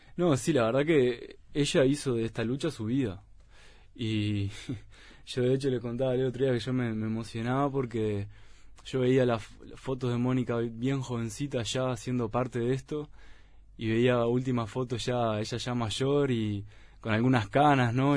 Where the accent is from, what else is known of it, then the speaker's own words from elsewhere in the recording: Uruguay; nosotros como uruguayos